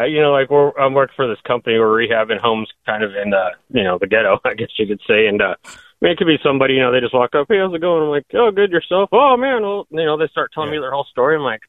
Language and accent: English; Phoenix, Arizona, United States; moved away as an adult; now in Columbus, United States; I'm from Phoenix originally and just moved out here back in October